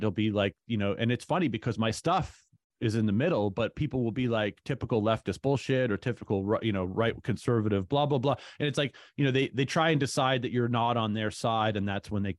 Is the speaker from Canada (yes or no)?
yes; Hamilton, Ontario, Canada; I grew up in Hamilton.